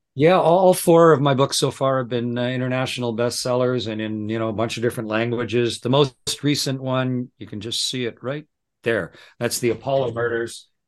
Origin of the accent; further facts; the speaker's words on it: Southern Ontario, Canada; moved away as an adult; also born or lived in South Texas / Moscow; Raised, born and raised in Southern Ontario